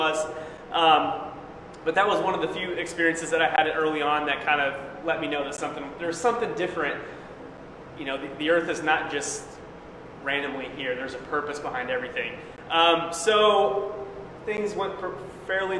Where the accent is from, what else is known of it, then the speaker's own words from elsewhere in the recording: Springfield, Missouri, United States; moved away as an adult; I was born in Springfield, Missouri